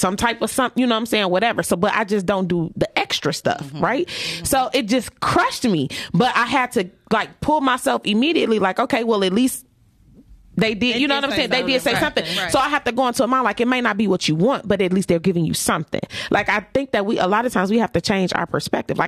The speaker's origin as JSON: {"language": "English", "town": "Detroit", "region": "Michigan", "country": "United States", "tie": "born or raised there", "said": "Down the street from my hood. I grew up on Dexter and Waverly"}